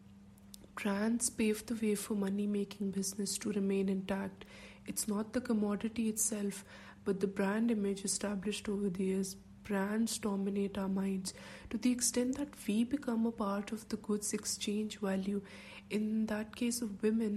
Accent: Pakistan; we have as Pakistanis

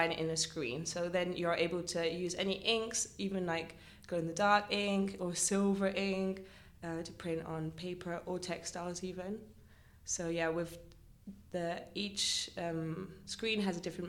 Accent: Luxembourg; moved away as an adult; now in Rotterdam, Netherlands; I'm from Luxembourg, but I'm half British and half Luxembourgish

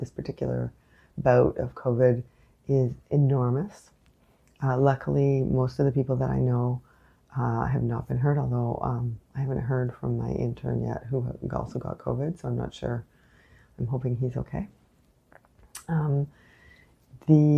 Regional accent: Canada; I am unapologetically Canadian

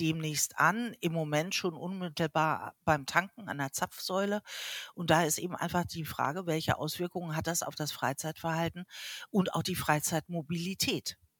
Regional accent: Hamburg, Germany; ich komme aus Hamburg

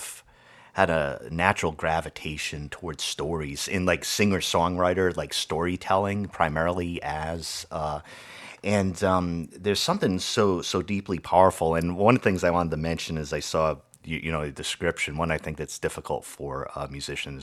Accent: Rhode Island, United States; I grew up in Rhode Island, so I'm a northerner, Yankee

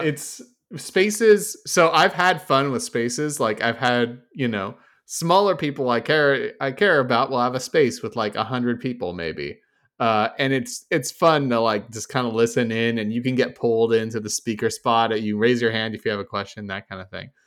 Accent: Oakland, California, United States; now in New Jersey, United States; I used y'all when I grew up in California

